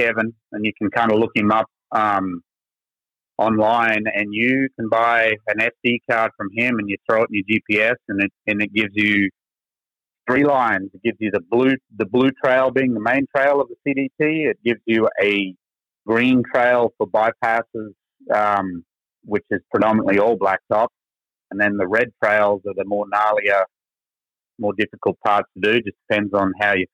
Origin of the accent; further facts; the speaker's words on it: Goondiwindi, Queensland, Australia; accent: Texas; moved away as an adult; also born or lived in Florida; now in Texas, United States; I am from Australian native, now dual citizen for about 6 years. And I came from a little town in Queensland called Goondiwindi.